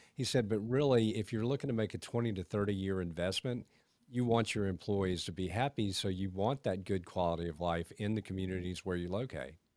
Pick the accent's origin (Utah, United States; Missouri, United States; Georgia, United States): Georgia, United States; Augusta; also born or lived in Atlanta, Georgia / Beaufort, South Carolina; I grew up in Augusta. I went to Atlanta for a while, then Beaufort, South Carolina, and came back